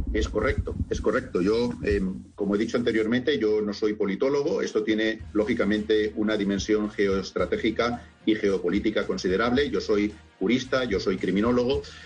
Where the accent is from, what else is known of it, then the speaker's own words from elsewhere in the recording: Barcelona, Catalonia, Spain; yo soy originario de Barcelona